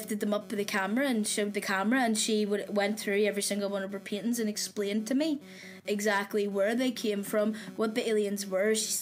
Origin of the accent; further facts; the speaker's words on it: Belfast, Northern Ireland, United Kingdom; accent: Irish; moved away; I'm from Belfast, I just go to uni here